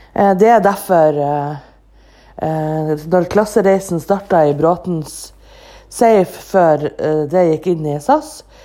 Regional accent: Andenes, Nordland, Norway; now in Bodø, Norway; mitt eget hjemsted, ANX, Andenes

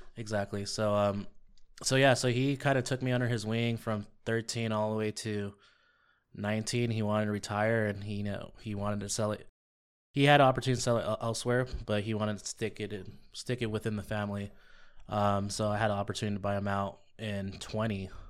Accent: La Puente, California, United States; also born or lived in Eastvale, California / Riverside, California; born and raised in La Puente

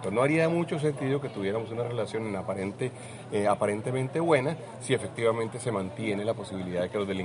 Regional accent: Colombia; nosotros nos tenemos que asegurar como colombianos que ninguno de los dos países se vuelve refugio de delincuentes del otro país.

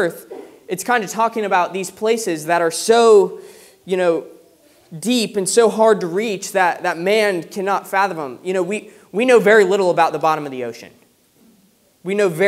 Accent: United States; moved away as an adult; now in United Kingdom; growing up in America

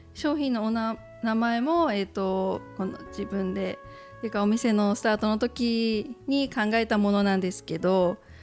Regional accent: Rishiri Island, Hokkaido, Japan; moved away as an adult; now in Wakkanai, Japan; 二人とも利尻島出身

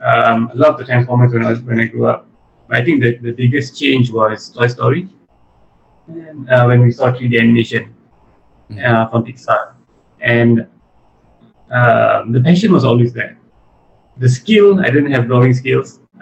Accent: Kajang, Selangor, Malaysia; also born or lived in London, United Kingdom / Terengganu / Negeri Sembilan / Penang; I was born in Selangor

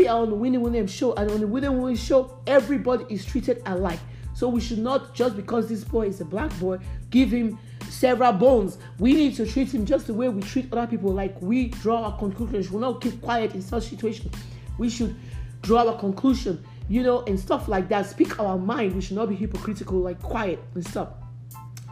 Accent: Nigeria; I grew up in Nigeria.

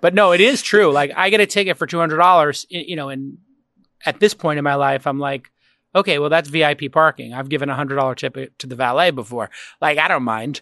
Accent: United States; as an American

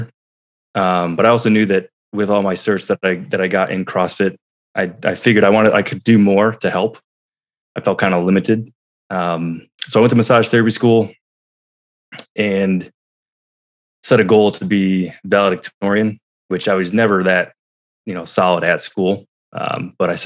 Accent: New York, United States; moved away; I was back in my hometown of New York

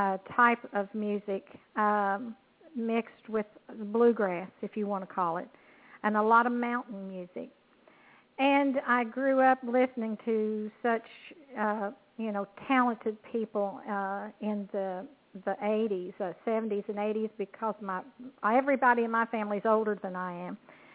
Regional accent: Kentucky, United States; I'm affiliated with CNC Music Group, and I'm from Kentucky, a country gal, so to speak.

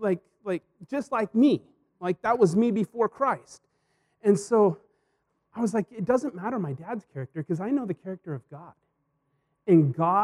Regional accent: Hermiston, Oregon, United States; moved away; Hermiston, my hometown

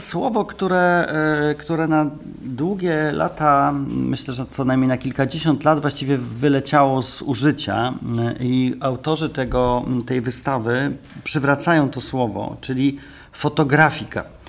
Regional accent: Warsaw, Masovian Voivodeship, Poland; Ja jestem z Warszawy

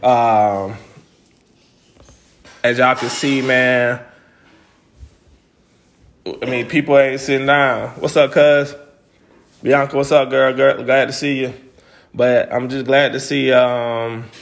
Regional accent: Greenville, Alabama, United States; moved away; my hometown of Greenville

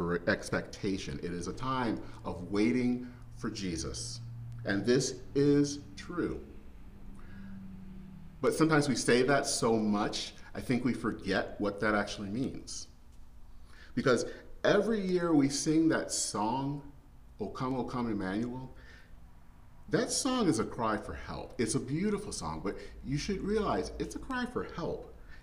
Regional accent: Flint, Michigan, United States; moved away as an adult; now in Minneapolis, United States; in my hometown of Flint, Michigan

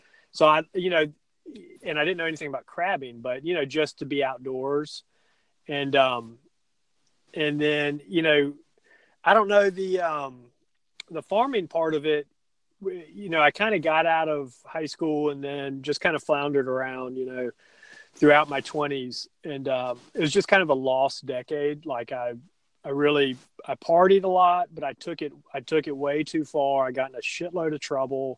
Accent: Stone Mountain, Georgia, United States; I grew up in Stone Mountain, and I was born in the late 70s

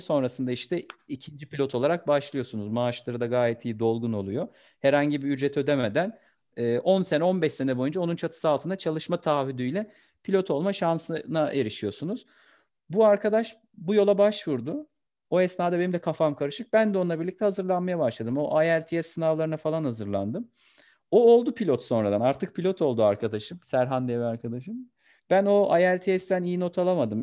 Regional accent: Kastamonu, Turkey; moved away; also born or lived in Istanbul; 22 Eylül 1991 Kastamonu doğumluyum.

